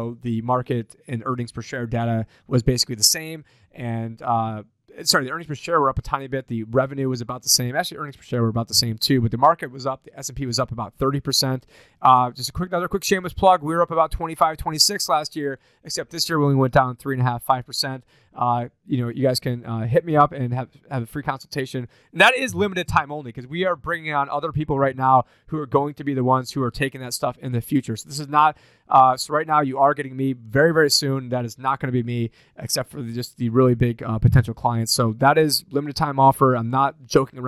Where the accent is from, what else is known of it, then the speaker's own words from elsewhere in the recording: Syracuse, New York, United States; my hometown, Syracuse, New York